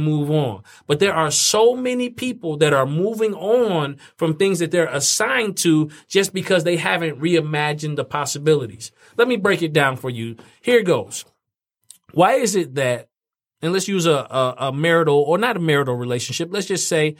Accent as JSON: {"language": "English", "town": "Fort Wayne", "region": "Indiana", "country": "United States", "tie": "born or raised there", "moved": "yes", "said": "my hometown, Fort Wayne, Indiana."}